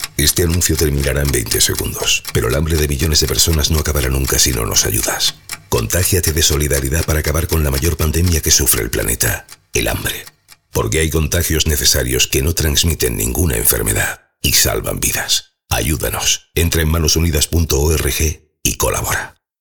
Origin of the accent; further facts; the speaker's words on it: Sallent de Gállego, Aragon, Spain; Yo creo que fui el último salientino que nació en mi pueblo